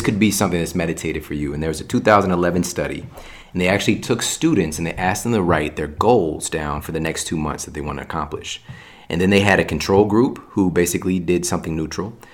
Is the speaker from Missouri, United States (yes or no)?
yes; St. Louis, Missouri, United States; I'm from Saint Louis, so, like, there's still barely a juice bar there